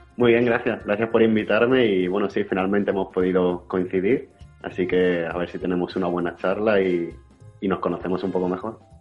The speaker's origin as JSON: {"language": "Spanish", "town": "Jaén", "region": "Andalusia", "country": "Spain", "also_born_or_lived": "Málaga / Salamanca / Madrid / England", "moved": "as an adult", "lives_now": "Cork, Ireland", "said": "soy de Jaén, de, de Jaén Capital, pero me fui a estudiar fuera a Málaga con 18 años"}